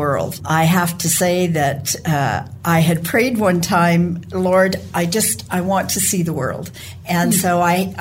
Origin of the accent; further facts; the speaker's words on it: Brantford, Ontario, Canada; moved away as an adult; also born or lived in Toronto, Canada; now in Western Canada; I grew up in Brantford and was educated in Toronto